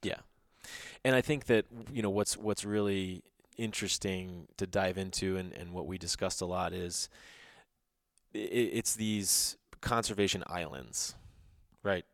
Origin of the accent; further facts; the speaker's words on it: Texas, United States; I'm from Texas